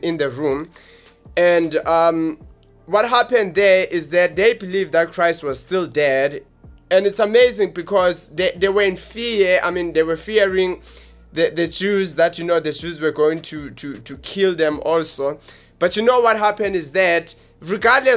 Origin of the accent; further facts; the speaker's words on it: Johannesburg, Gauteng, South Africa; from South Hills, Johannesburg. That's where we're from. We are the guys from Johannesburg, South Africa.